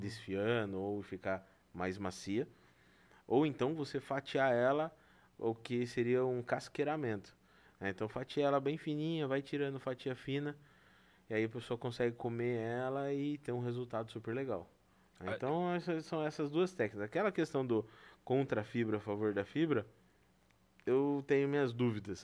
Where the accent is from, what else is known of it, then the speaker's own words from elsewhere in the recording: Brazil; nós somos brasileiros